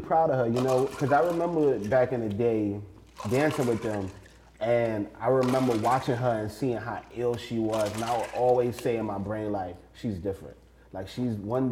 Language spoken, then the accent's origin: English; New York City, New York, United States; I'm from Brooklyn.